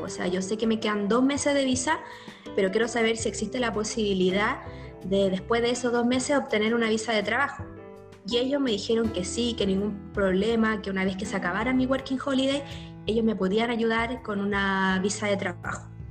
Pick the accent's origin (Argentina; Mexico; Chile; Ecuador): Chile; moved away as an adult; now in New Zealand; como chileno y como latino